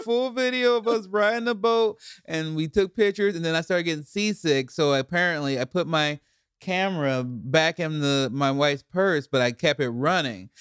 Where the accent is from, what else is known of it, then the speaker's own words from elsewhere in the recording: Chicago, Illinois, United States; moved away; also born or lived in Portland; I grew up in Chicago, too